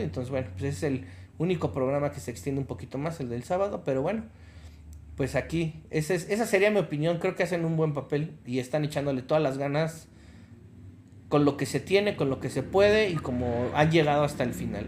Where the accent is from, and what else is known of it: Mexico